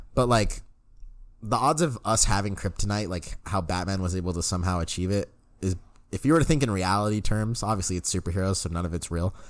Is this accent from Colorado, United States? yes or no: yes; Denver, Colorado, United States; born or raised there